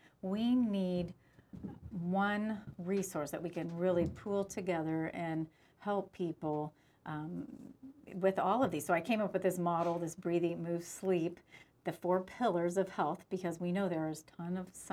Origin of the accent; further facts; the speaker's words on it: United States; as an American